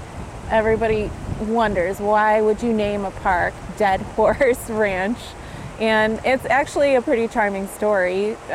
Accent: Midwest, United States; moved away as an adult; now in Arizona, United States; When I moved to Arizona from the Midwest 10 years ago, it was places like these that made me absolutely fall in love with the state.

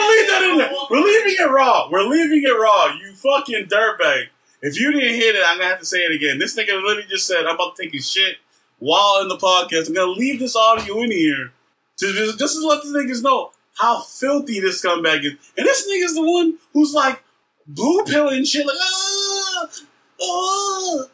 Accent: United States; as an American

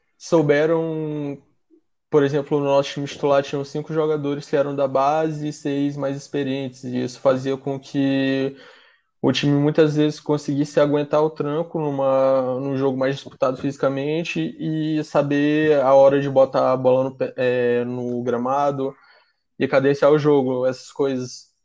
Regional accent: São Luís, Maranhão, Brazil; Sou de São Luís do Maranhão

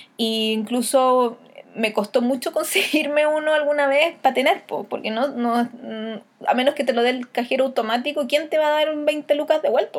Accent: Chile; tradiciones de nosotros como chilenos

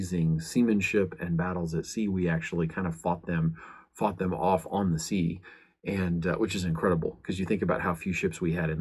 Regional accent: United States; I'm an American.

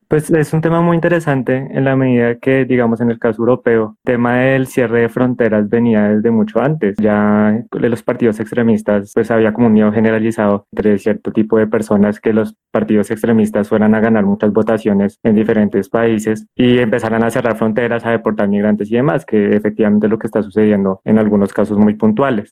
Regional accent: Colombia; dentro de la misma Colombia, pues somos xenófobos entre nosotros

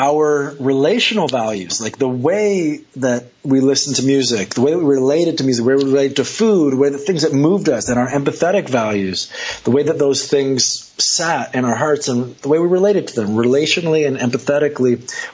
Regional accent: Montreal, Quebec, Canada; I'm from Canada. I'm from Montreal.

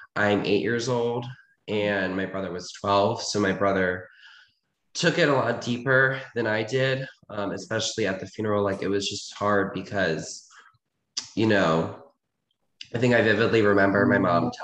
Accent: Reisterstown, Maryland, United States; I was born in like this suburban town. It's called Ricerstown

